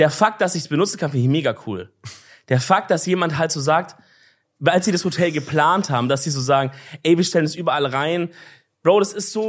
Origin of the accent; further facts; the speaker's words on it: Swabia, Baden-Württemberg, Germany; als Schwabe